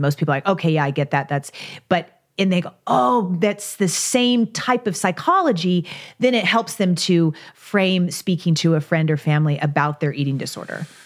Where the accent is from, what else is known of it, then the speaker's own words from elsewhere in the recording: Kentucky, United States; I grew up in Kentucky, so I grew up riding horses